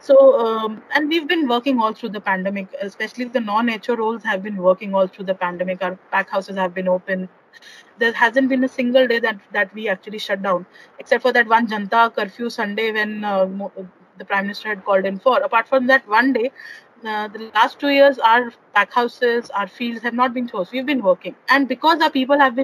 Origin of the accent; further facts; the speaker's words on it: Chandigarh, India; I'm basically from Chandigarh.